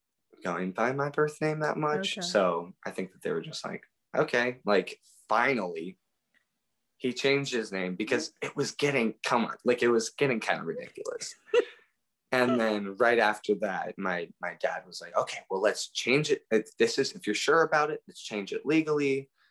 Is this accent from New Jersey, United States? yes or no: no; Pennsylvania, United States; born there; So it was actually quite a hassle because I was born in Pennsylvania.